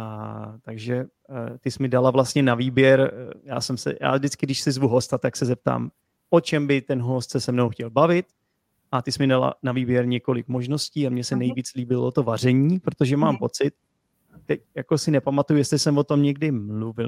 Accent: Czechia; jako Čech

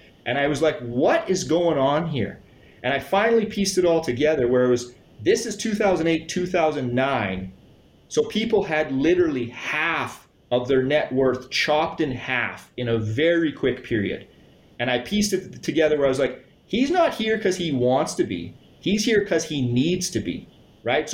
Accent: Saskatchewan, Canada; I grew up born and raised here in Saskatchewan

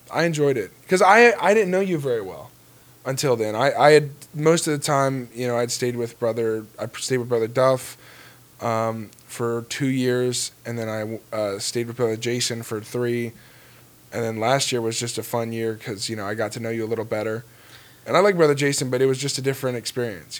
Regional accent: Florida, United States; I grew up in Florida

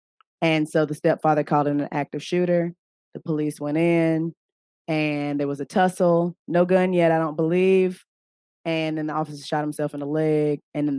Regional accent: Knoxville, Tennessee, United States; Yeah, I'm from Knoxville.

